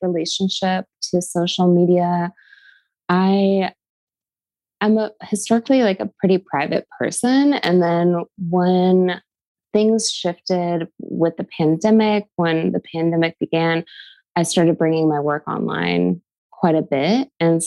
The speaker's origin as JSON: {"language": "English", "town": "Seattle", "region": "Washington", "country": "United States", "said": "I am from Seattle"}